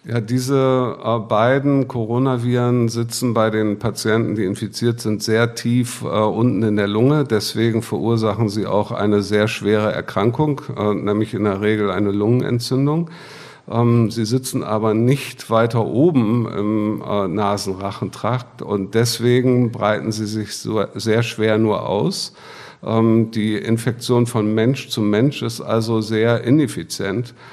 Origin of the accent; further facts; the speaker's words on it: Bremen, Germany; ich komme aus Bremen ähm, habe dort auch äh, mein Studium begonnen